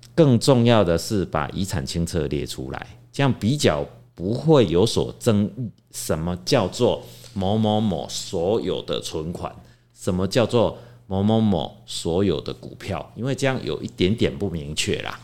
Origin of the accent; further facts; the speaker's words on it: Taiwan; 我们台湾人很喜欢呢，怎么样，买房子登记在儿子名下